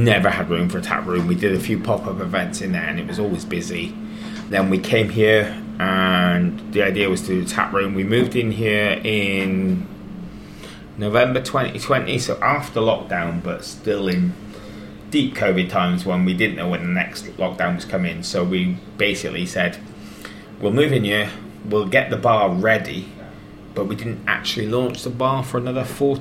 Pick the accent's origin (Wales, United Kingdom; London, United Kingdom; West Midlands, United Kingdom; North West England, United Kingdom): Wales, United Kingdom; moved away; I've got family in Wales. I grew up in Wales